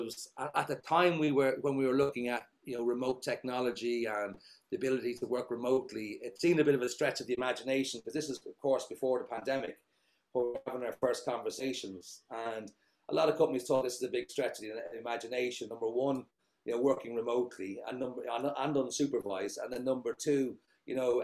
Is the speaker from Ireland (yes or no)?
yes; Dublin, Leinster, Ireland; moved away as an adult; now in Zagreb, Croatia; I grew up in Dublin. I mean, I left Dublin probably 1999